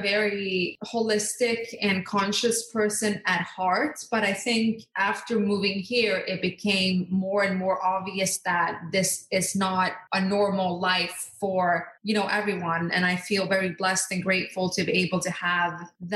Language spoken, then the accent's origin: English; Norway; born or raised there; moved away as an adult; also born or lived in Skiathos, Greece; now in United States